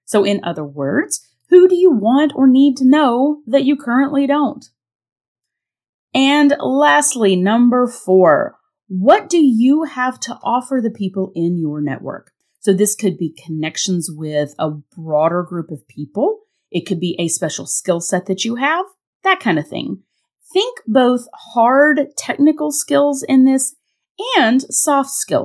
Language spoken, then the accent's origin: English; North Carolina, United States; moved away; I am on location in my hometown in the beautiful Blue Ridge Mountains of Western North Carolina